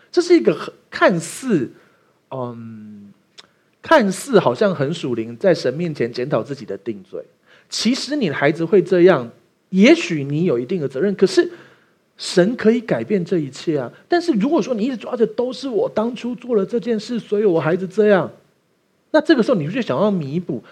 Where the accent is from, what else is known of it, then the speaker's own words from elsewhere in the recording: Taiwan; 我们台湾人去美国生的第二代小孩是不会说中文的啊